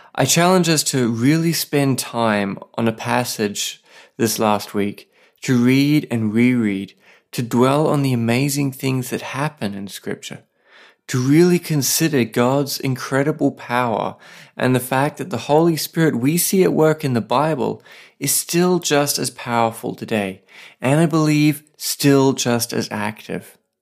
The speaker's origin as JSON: {"language": "English", "country": "Australia", "moved": "yes", "lives_now": "Saipan, Northern Mariana Islands", "said": "I'm an Aussie writer and pastor living with my wife on a tiny island called Saipan."}